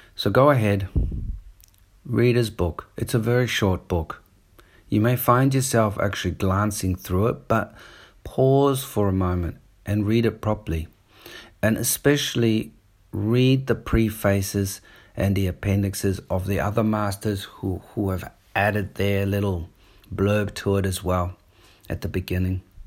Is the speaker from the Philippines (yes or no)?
no; New Zealand; accent: New Zealand; also born or lived in Australia / South Africa; now in Sydney, Australia; I grew up in New Zealand. So, I've got a bit of, sometimes a New Zealand accent coming through